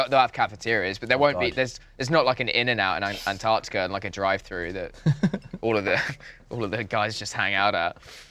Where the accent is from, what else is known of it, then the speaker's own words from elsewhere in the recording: England, United Kingdom; moved away; It's like, no, it's just because I'm English.